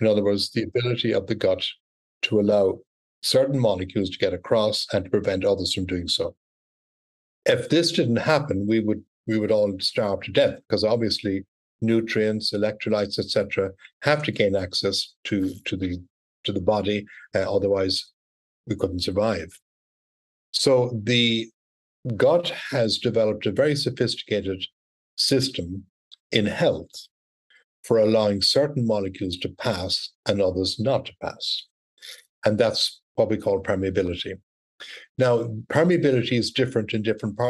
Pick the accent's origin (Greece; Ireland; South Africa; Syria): Ireland; moved away as an adult; also born or lived in Cork, Ireland / Scotland / United States; now in Texas, United States; I'm Irish originally, graduated in medical school in Ireland